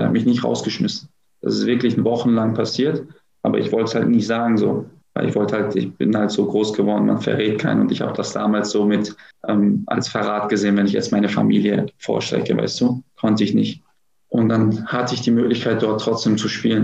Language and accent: German; Gelsenkirchen, North Rhine-Westphalia, Germany; also born or lived in Herten; now in Düsseldorf, Germany; aufgewachsen bin ich in Gelsenkirchen-Bur. Ich bin nur ähm, geboren